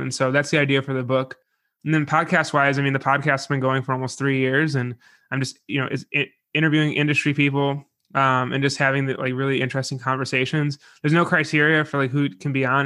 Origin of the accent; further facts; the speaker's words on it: Buffalo, New York, United States; I'm from Buffalo